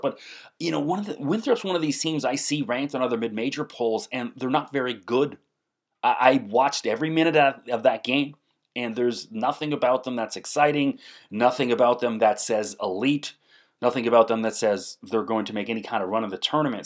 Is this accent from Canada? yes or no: yes; Canada; I'm a Canadian guy